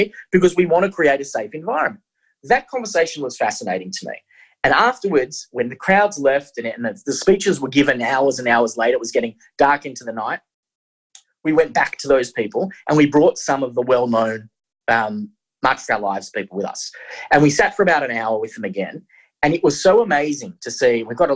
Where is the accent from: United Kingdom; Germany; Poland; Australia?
Australia; I'm an Australian